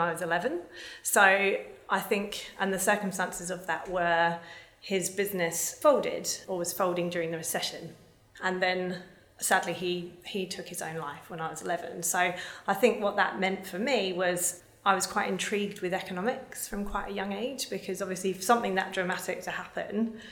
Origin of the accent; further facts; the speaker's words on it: London, United Kingdom; I grew up in the UK. I was born in South London in 1981